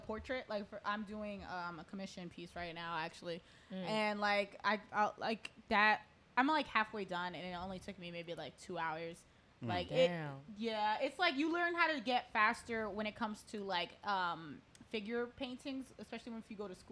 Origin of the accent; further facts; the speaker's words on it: Elmwood Park, New Jersey, United States; where I grew up in Elmo Park